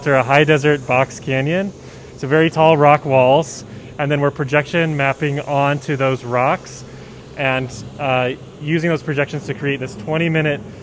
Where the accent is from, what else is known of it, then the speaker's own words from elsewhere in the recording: Santa Fe, New Mexico, United States; my hometown in Santa Fe